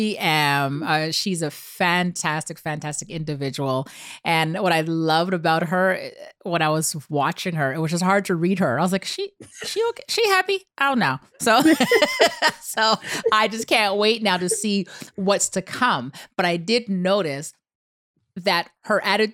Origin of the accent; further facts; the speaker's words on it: Canada; moved away; I come from Canada and now I'm entering a whole different space